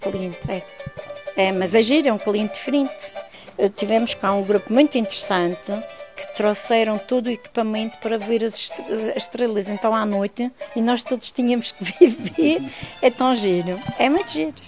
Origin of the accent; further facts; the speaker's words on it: Santa Cruz, Portugal; Hotel do Santo, onde nasci, onde ajudei os meus pais, comecei a trabalhar